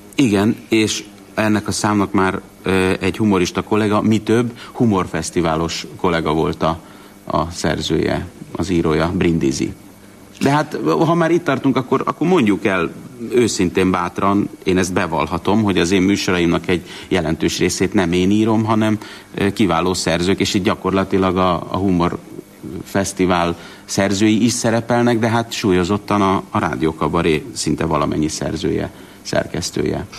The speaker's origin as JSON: {"language": "Hungarian", "region": "Budapest", "country": "Hungary", "tie": "born or raised there", "also_born_or_lived": "Debrecen", "said": "Én Pesten születtem"}